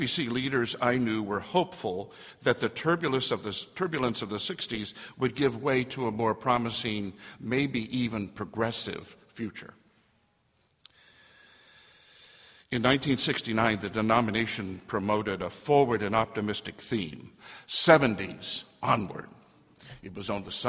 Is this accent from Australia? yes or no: no; Ohio, United States; moved away as an adult; also born or lived in Tennessee; I didn't grow up a Southerner. I mentioned I grew up in Ohio, but I went south for college and seminary and graduate school.